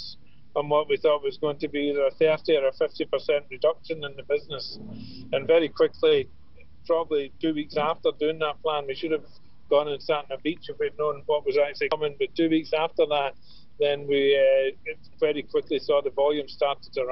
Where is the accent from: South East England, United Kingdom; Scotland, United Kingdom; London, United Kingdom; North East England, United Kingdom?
Scotland, United Kingdom; Glasgow; moved away as an adult; now in Ireland; I'm from Glasgow. I came over for a 2-week holiday to Ireland about 40 years ago